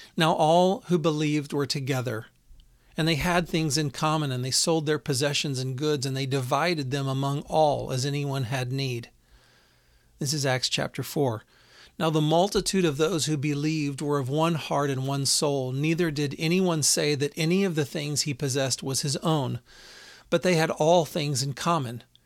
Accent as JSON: {"language": "English", "town": "Houston", "region": "Texas", "country": "United States", "tie": "born or raised there", "said": "I grew up in Houston"}